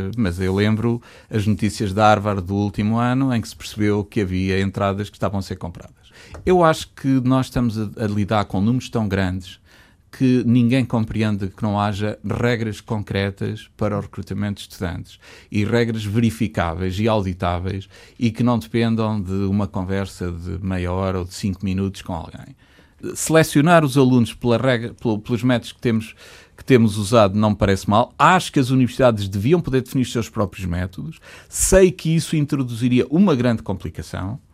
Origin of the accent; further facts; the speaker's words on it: Coimbra, Centro, Portugal; also born or lived in Chaves; Eu sou, eu sou originário de uma zona ultraperiférica de Chaves. Eu, sou, eu nasci em Coimbra, de facto, mas a minha família é de Chaves e vive